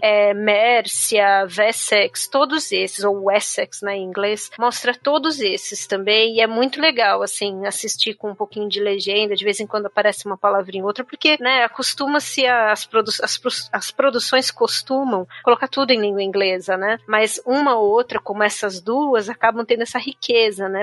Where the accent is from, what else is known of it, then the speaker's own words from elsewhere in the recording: Ireland; moved away; eu fui obrigada a aprender gaélico quando eu era criança